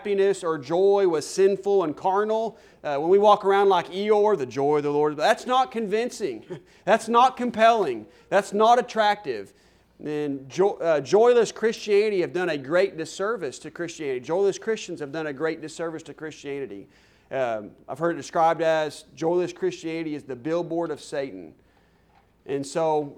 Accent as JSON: {"language": "English", "town": "Stillwater", "region": "Oklahoma", "country": "United States", "tie": "born or raised there", "also_born_or_lived": "Sallisaw, Oklahoma", "moved": "as an adult", "lives_now": "Canyon, Texas, United States", "said": "I am from Stillwater, Oklahoma, went to college there. Actually went to high school in Salisaw, Oklahoma, just across the state line."}